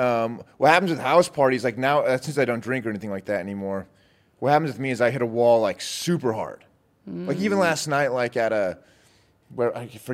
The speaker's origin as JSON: {"language": "English", "region": "Utah", "country": "United States", "said": "I'm from Utah."}